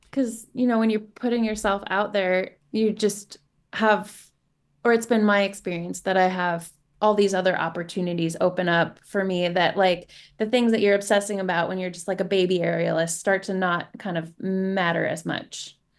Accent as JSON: {"language": "English", "town": "Seattle", "region": "Washington", "country": "United States", "tie": "born or raised there", "said": "growing up in Se-, in the Seattle area"}